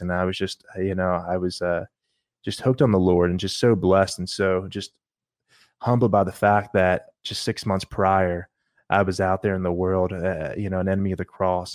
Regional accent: New Jersey, United States; now in Lexington, United States; I grew up in South Jersey, grew up in church

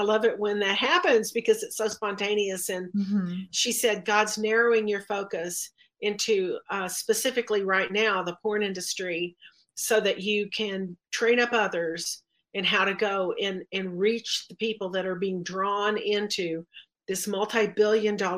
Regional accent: Texas, United States; I'm from Texas

